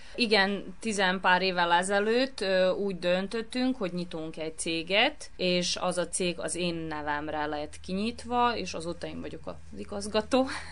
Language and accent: Hungarian; Novi Sad, Vojvodina, Serbia; én ebbe a műhelyben nőttem föl, ugyanis mi itt éltünk, mikor én megszülettem